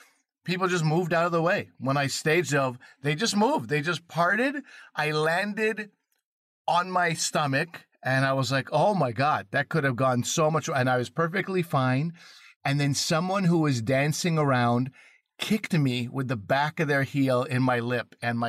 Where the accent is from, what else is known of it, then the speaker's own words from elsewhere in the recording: Quebec, Canada; I grew up in Quebec